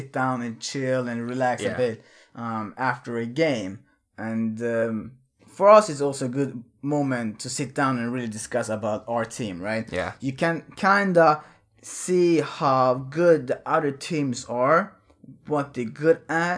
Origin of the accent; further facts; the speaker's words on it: Örebro, Örebro County, Sweden; in Sweden, in Örebro, in my hometown